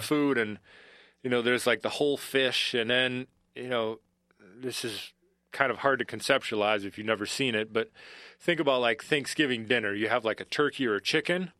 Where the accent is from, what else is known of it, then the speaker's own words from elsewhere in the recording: Bloomington, Minnesota, United States; moved away as an adult; also born or lived in Kansas; I'm a Minnesotan through and throughout.